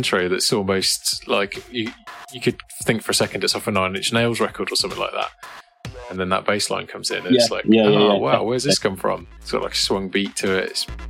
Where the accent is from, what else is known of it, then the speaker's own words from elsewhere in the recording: just outside Oxford, South East England, United Kingdom; now in Derbyshire, United Kingdom; we're a similar age, and I grew up just outside Oxford.